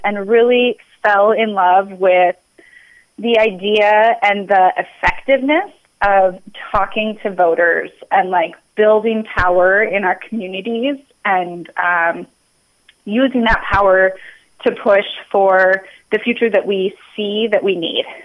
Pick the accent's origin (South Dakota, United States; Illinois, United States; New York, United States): South Dakota, United States; moved away as an adult; now in Minnesota, United States; I grew up in South Dakota. Um, I moved to Minnesota for college